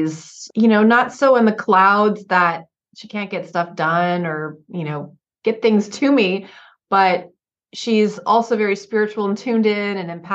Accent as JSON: {"language": "English", "region": "Oregon", "country": "United States", "tie": "born or raised there", "also_born_or_lived": "Santa Barbara County, California", "moved": "yes"}